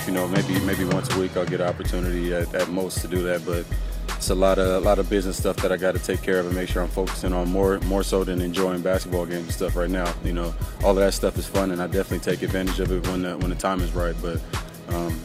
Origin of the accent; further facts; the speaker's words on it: the Bay Area, California, United States; I grew up in the Bay